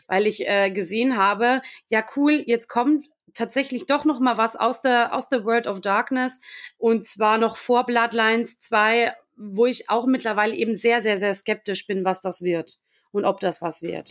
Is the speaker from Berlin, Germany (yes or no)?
no; Lower Bavaria, Germany; ich komme ursprünglich aus Niederbayern, wirklich dort aus der Stadt, aus der ich komme